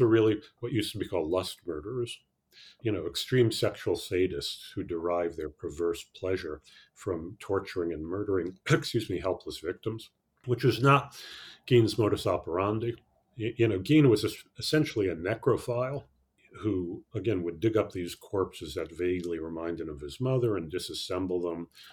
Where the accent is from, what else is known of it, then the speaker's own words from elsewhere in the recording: New York City, New York, United States; I grew up in New York City, actually, in the 50s, the 60s